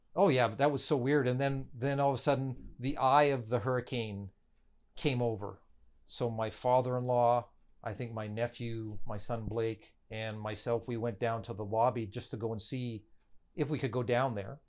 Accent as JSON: {"language": "English", "country": "Canada", "said": "we are from Canada"}